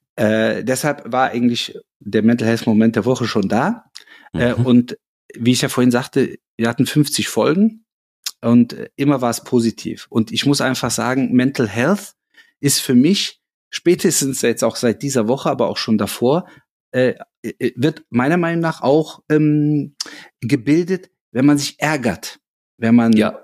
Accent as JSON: {"language": "German", "town": "Cologne", "region": "North Rhine-Westphalia", "country": "Germany", "tie": "born or raised there", "said": "fühle ich mich natürlich als gebürtiger Kölner als Kölner, aber auch als Deutscher"}